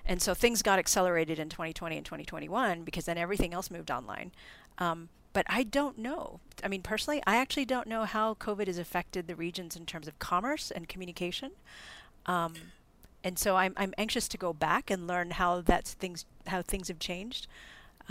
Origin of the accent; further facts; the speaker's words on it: Philippines; moved away; I grew up in the Philippines